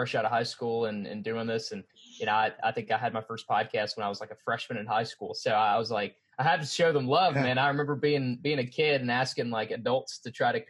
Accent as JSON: {"language": "English", "town": "Oxford", "region": "Mississippi", "country": "United States", "tie": "born or raised there", "also_born_or_lived": "Memphis, Tennessee", "moved": "as an adult", "lives_now": "Atlanta, United States", "said": "I grew up in Oxford, Mississippi, where Ole Miss is"}